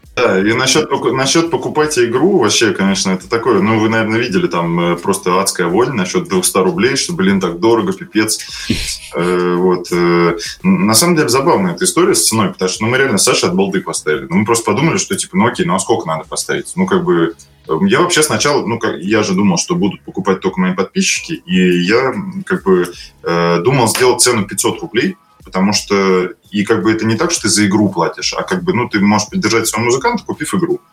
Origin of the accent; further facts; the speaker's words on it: Moscow, Russia; Я из Москвы